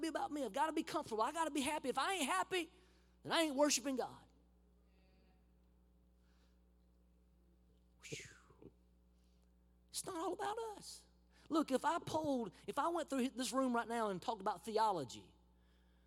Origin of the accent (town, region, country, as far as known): United States; moved away; also born or lived in Honduras